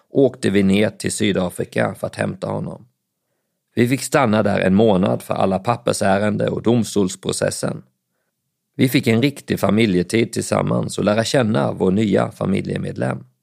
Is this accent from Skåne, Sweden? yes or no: yes; Bjärnum, Skåne, Sweden; also born or lived in Växjö / Älmhult; Jag föddes på BB i Växjö, när jag bodde i Älmhult i södra Småland. Det var i Älmhult jag lärde mig att gå, men innan jag hade fyllt två år så flyttade vi till Bjärnum i norra Skåne.